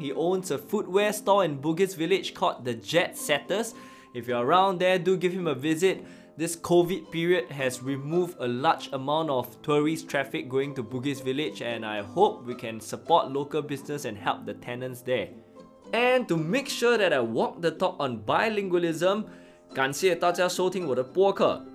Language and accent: English; Singapore; As a Singaporean, I can't help to be thankful that I'm bilingual with English and Chinese